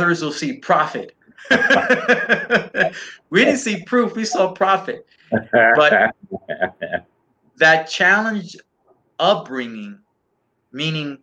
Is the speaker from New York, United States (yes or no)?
yes; New York City, New York, United States; moved away as an adult; now in Dallas, United States; I'm from New York. I grew up in New York